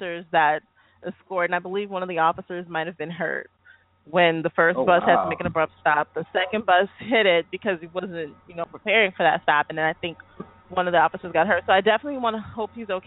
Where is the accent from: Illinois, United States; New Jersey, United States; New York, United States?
Illinois, United States; We are from Illinois.